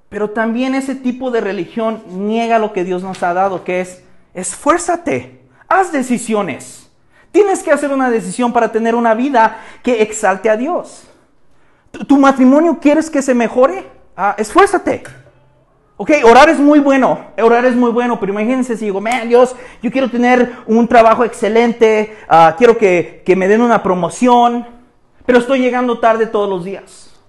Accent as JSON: {"language": "Spanish", "country": "Mexico", "said": "En nuestro trasfondo cultural aquí en México"}